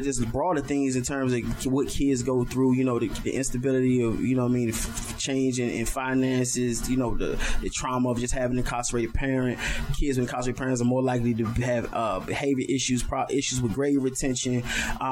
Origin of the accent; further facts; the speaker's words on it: Washington, District of Columbia, United States; I'm from Washington, D.C. My father went to prison in 1989